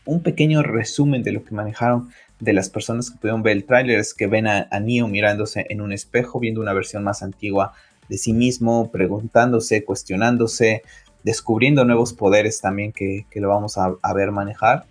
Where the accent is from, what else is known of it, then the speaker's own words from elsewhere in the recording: Mexico; en mi país, en México